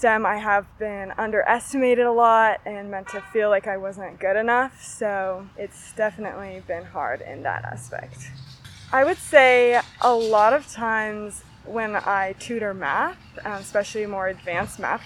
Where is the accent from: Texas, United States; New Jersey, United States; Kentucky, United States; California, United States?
California, United States; Grass Valley; I grew up in Grass Valley